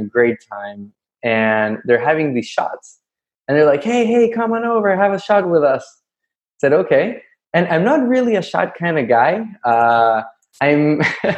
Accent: Santiago, Santiago Metropolitan Region, Chile; moved away as an adult; also born or lived in New York City; now in Florida, United States; I'm from Chile, by the way, from Santiago.

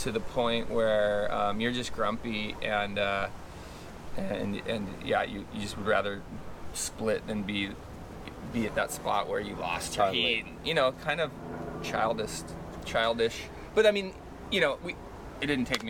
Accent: Ojai, California, United States; We grew up in Ojai

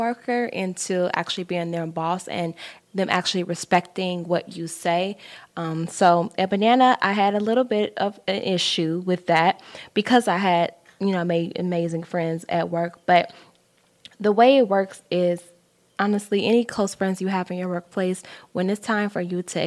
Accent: Chicago, Illinois, United States; I'm from Chicago

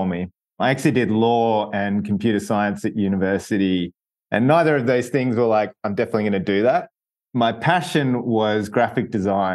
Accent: Melbourne, Victoria, Australia; I grew up in Melbourne, Australia, which is kind of down the very bottom of the globe.

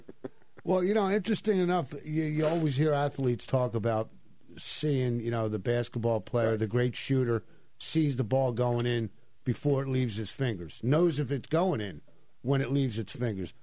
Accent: Ventnor City, New Jersey, United States; growing up in that city

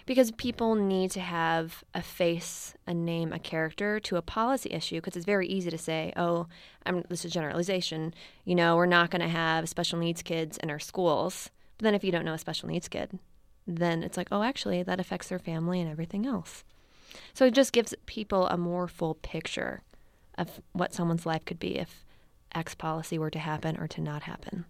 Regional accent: Baltimore, Maryland, United States; also born or lived in Missouri / Washington, D.C.; now in San Francisco, United States; I am originally from Baltimore

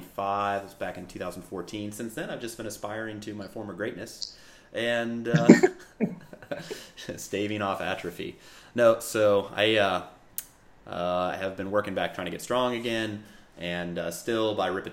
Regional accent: St. Louis, Missouri, United States; moved away as an adult; also born or lived in Virginia; now in West Coast, United States; originally born and raised in St. Louis, Missouri

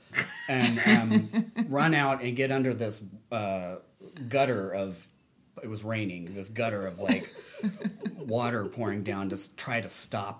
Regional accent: Pensacola, Florida, United States; I grew up in Pensacola, Florida, so that's a beach town

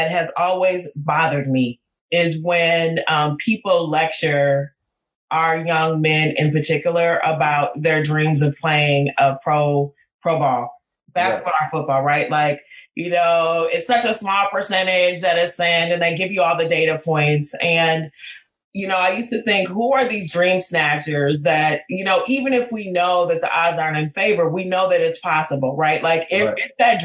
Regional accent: Minneapolis, Minnesota, United States; I'm from North Minneapolis

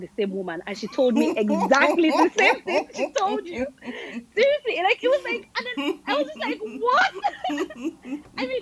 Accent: Nigeria; moved away as an adult; also born or lived in Lagos; now in United States; I'm from Nigeria.

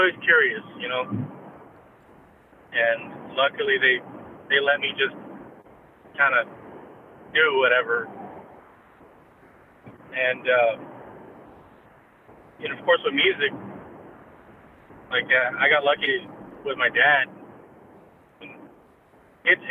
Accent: Donna, Texas, United States; first language English; also born or lived in Weslaco, Texas; I was born in Weslaco, and pretty much went back and forth between Donna and Weslaco up until actually first grade

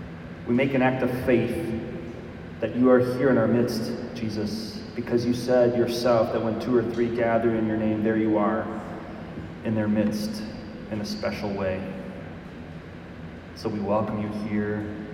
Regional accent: Milwaukee, Wisconsin, United States; I was born in Milwaukee, Wisconsin, so I'm a cheesehead. You'll have to forgive me for that. And I grew up in a Catholic family.

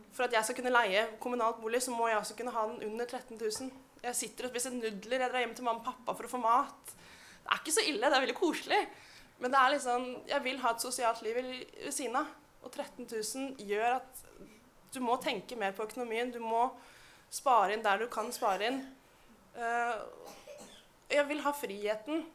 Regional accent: Oslo, Norway; Jeg vokste opp i Oslo. Jeg er født i Oslo

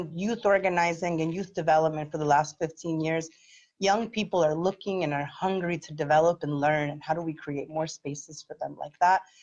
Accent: Philadelphia, Pennsylvania, United States; I am the daughter of immigrants. I was born in South Philly. I have a lived experience of growing up working class

